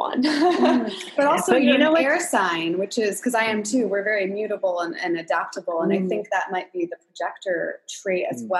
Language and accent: English; Avon Lake, Ohio, United States; I'm from Ohio.